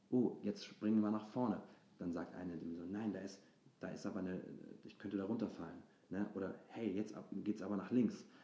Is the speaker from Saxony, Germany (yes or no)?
no; Hamburg, Germany; dass ich zu Hause gemacht habe, also in meiner Heimatstadt, in Hamburg, und dass ich da ähm, auf der Bühne stand